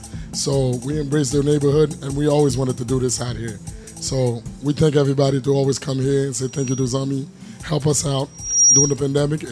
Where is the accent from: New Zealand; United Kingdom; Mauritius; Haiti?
Haiti; moved away; From Haiti. Haiti all day.